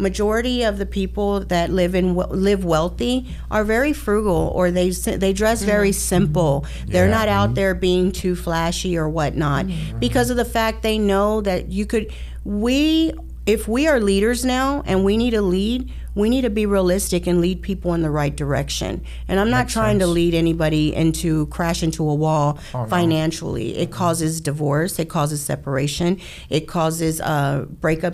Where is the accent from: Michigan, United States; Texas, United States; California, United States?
Texas, United States; Houston; born and raised in Houston, Texas, been here all my life